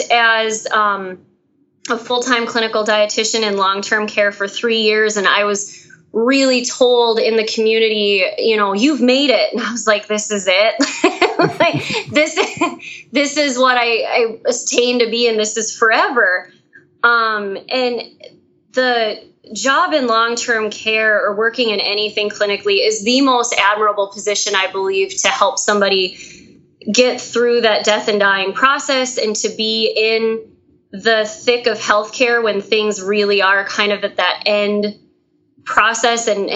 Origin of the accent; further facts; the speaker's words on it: Fargo, North Dakota, United States; accent: twang; I'm from Fargo, North Dakota